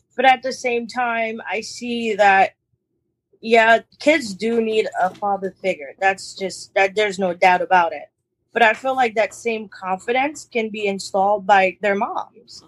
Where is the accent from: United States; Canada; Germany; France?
United States; New York City, New York; we we we grew up in Brooklyn